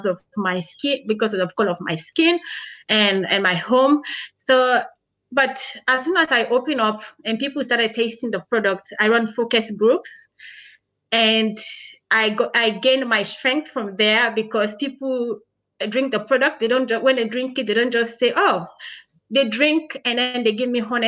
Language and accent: English; Sierra Leone; now in Australia; I am Australian Sierra Leonean